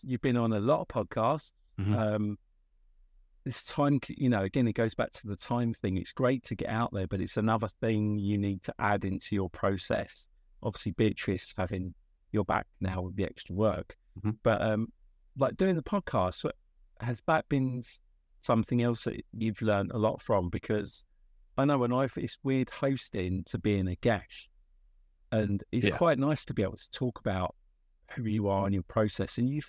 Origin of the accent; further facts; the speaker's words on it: England, United Kingdom; Yeah, I'm from England.